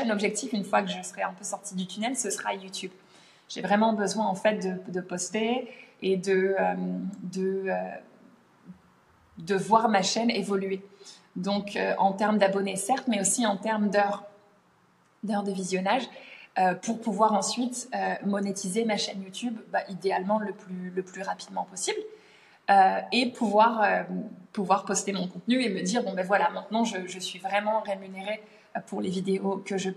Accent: United Kingdom; accent: British; French is a second language; j'ai des commentaires parfois sur mon accent brit, euh, des gens qui disent ah trop bizarre l'accent accent britannique

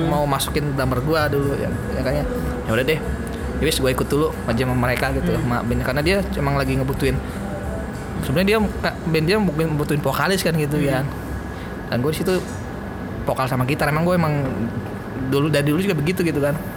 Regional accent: Tangerang, Banten, Indonesia; kok nggak ada orang Tangerang ya di situ yang nyata ini gue orang Tangerang tuh bisa Tangerang gitu

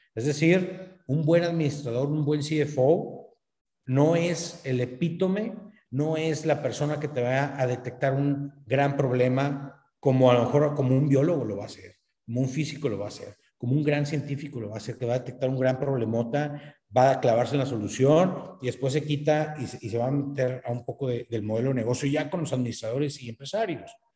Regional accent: northern Mexico, Mexico; aquí en, el norte de México, los norteños somos buenos a los negocios, entonces como buen, como buen norteño

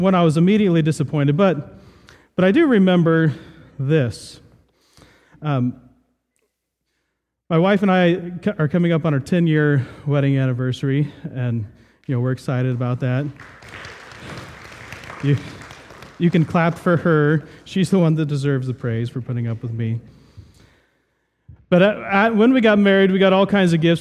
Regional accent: Southern Ohio, United States; I grew up in Southern Ohio, and we had a few apple trees

